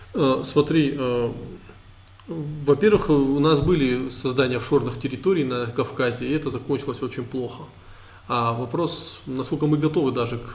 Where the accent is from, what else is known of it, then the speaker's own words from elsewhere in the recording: Caucasus, Russia; Мы кавказцы, российские траблмейкеры.